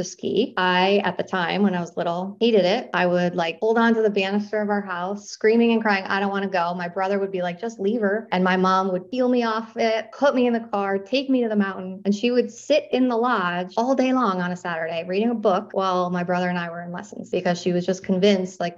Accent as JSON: {"language": "English", "region": "Western New York", "country": "United States", "tie": "born or raised there", "also_born_or_lived": "Florida", "said": "I grew up in Western New York in a really small town."}